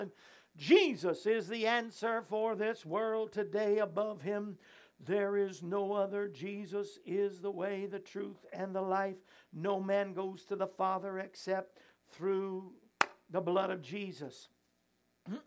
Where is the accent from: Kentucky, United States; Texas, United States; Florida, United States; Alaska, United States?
Florida, United States; also born or lived in Missouri / Tulare, California; now in Tennessee, United States; I grew up in Florida. I live in Missouri